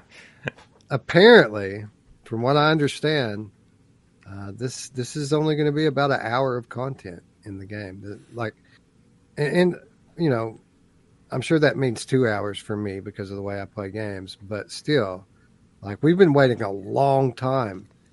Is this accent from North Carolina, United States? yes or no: no; Eastern Kentucky, United States; I am from Eastern Kentucky